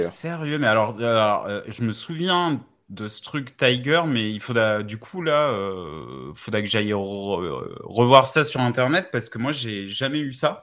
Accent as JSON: {"language": "French", "region": "south-east France", "country": "France", "said": "je suis sud-est de la France"}